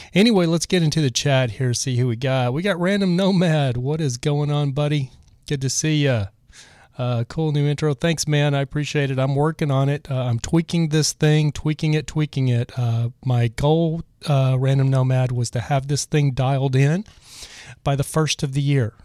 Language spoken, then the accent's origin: English; Texas, United States; moved away; also born or lived in Los Angeles, California / Joshua Tree, California; I'm originally from Texas